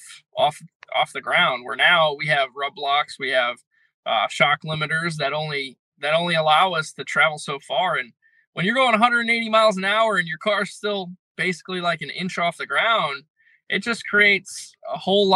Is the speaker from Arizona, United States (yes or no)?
no; Connecticut, United States; I'm from Connecticut